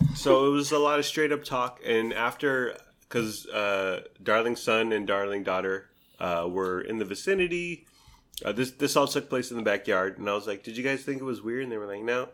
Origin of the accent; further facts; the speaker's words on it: San Diego, California, United States; moved away; I grew up in San Diego.